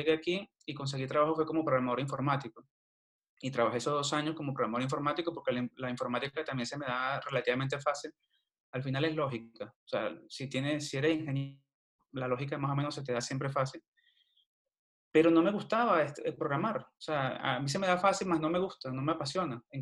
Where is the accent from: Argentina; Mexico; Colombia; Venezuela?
Venezuela; Villa de Cura, Aragua; also born or lived in Cagua; nací en Cagua, Estado de ah, Aragua, Estado de Aragua pero toda mi vida la viví en Villa de Cura.